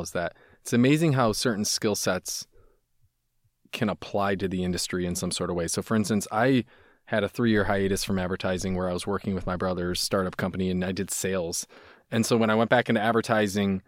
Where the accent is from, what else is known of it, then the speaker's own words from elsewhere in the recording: Midwest, United States; I'm from the Midwest